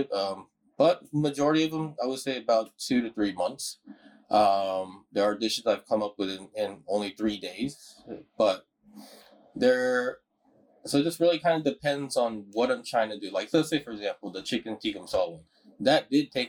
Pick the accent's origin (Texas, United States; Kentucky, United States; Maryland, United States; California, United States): Texas, United States; Houston; I'm from Houston